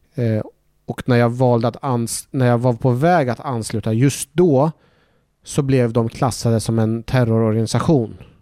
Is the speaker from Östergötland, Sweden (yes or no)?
yes; Norrköping, Östergötland, Sweden; also born or lived in Iraq / Baghdad; Vi fick så småningom komma till en svensk fosterfamilj där jag växte upp eh, i Norrköping